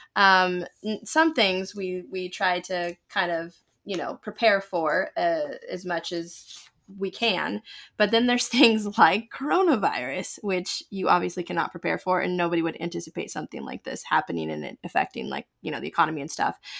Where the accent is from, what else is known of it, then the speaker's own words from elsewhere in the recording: United States; I am an American, proud to be one